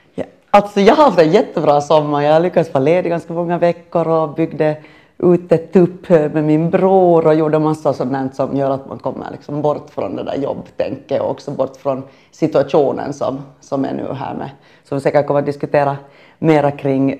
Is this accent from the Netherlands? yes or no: no; Finland; moved away as an adult; also born or lived in Sweden; jag är finländare och bodde i Sverige